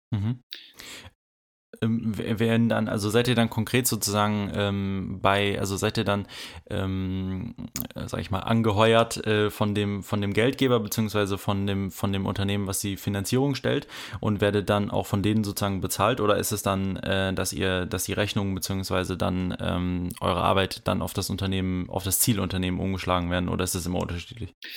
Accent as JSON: {"language": "German", "area": "OWL", "region": "North Rhine-Westphalia", "country": "Germany", "said": "ich komme aus OWL ähm, und sitze auch gerade hier in OWL"}